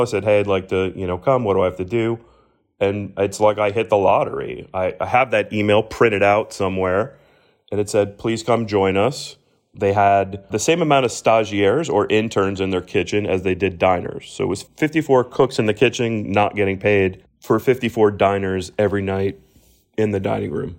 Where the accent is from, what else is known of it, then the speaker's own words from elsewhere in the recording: Miami, Florida, United States; the proud sort of hometown feels for me.